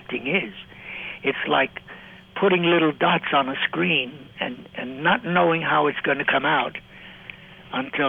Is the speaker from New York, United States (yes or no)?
yes; New York City, New York, United States; I grew up in Little Italy in southern Brooklyn